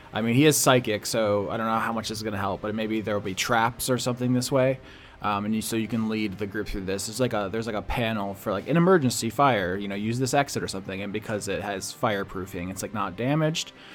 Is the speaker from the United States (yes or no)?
yes; United States; I'm American as fuck